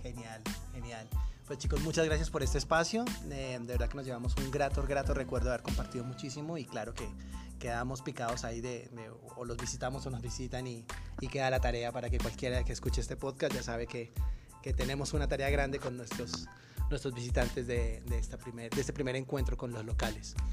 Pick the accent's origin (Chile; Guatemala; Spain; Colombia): Colombia; una manera de despedirnos en Colombia